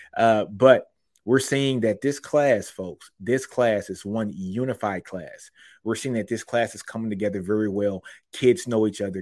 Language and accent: English; Shreveport, Louisiana, United States; Shreveport, Louisiana is my hometown